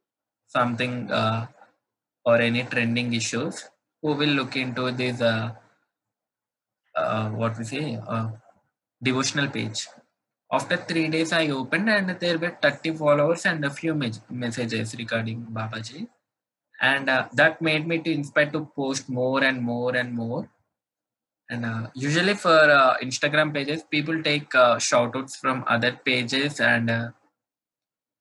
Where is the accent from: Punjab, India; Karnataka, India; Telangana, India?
Telangana, India; Hyderabad; In India, I'm from Hyderabad.